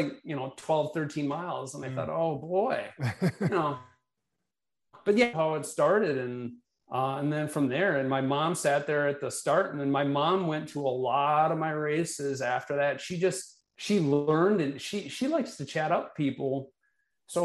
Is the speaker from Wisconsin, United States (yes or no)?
yes; Milwaukee, Wisconsin, United States; I've lived in Milwaukee most of my life.